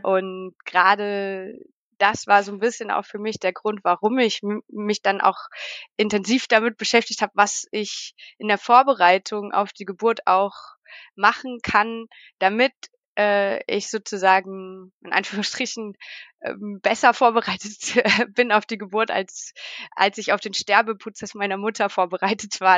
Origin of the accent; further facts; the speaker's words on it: Leipzig, Saxony, Germany; first language German; moved away as an adult; now in Valais, Switzerland; ich komme aus Leipzig und lebe äh, jetzt in der Schweiz, in der französischen Schweiz im schönen Wallis.